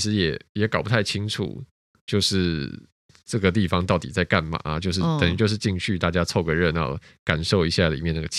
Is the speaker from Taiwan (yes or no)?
yes; Taiwan; 但其实我没有啊，我从小就在台湾长大。